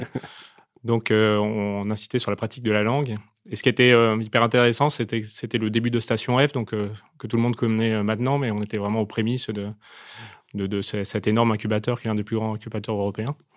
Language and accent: French; Opal Coast, Hauts-de-France, France; je viens de la Côte d'Opale